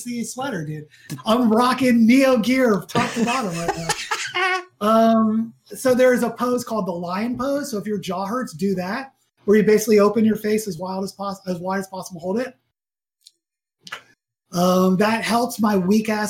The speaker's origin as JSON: {"language": "English", "town": "Atlanta", "region": "Georgia", "country": "United States", "tie": "born or raised there", "said": "I grew up in Atlanta"}